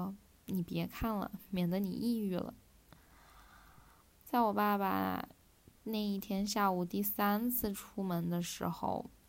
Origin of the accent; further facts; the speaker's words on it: Wuhan, Hubei, China; 我们武汉的医院物资不足